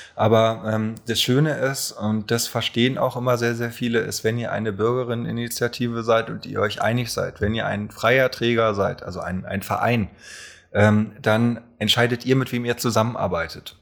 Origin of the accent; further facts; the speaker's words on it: Berlin, Germany; also born or lived in Alt-Treptow, Berlin; Ich bin nämlich geboren in Köpenick und wohne jetzt in Alt-Treptow